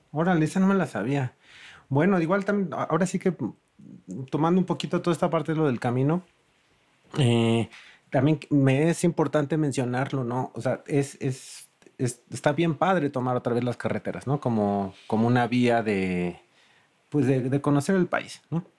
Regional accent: Mexico City, Mexico; como chilango

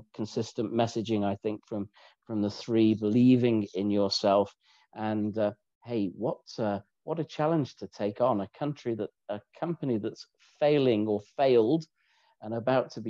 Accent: United Kingdom; I am British

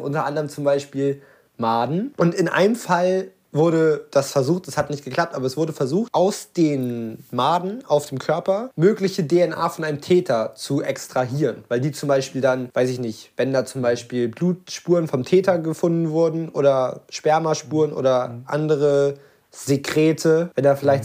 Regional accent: Lübeck, Schleswig-Holstein, Germany; ich komme halt wirklich aus Lübeck

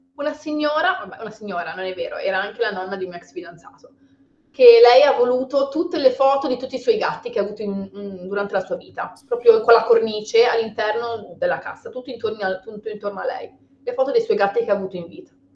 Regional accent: Liguria, Italy; Sono ligure

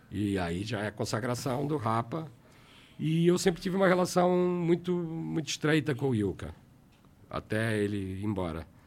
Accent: Portugal; Ah, eu saí da Warner porque me convidaram para voltar para Portugal para a EMI.

